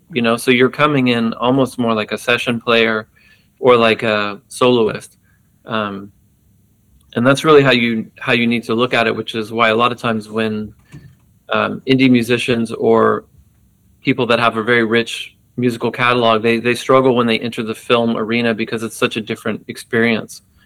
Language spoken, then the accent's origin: English; Texas, United States; being an American growing up in Texas in the 80s